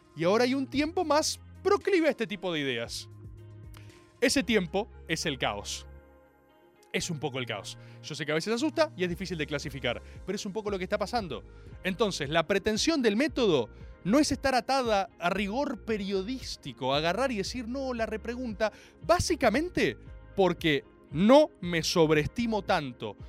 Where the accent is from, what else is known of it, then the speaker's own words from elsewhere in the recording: Argentina; esto lo digo como argentino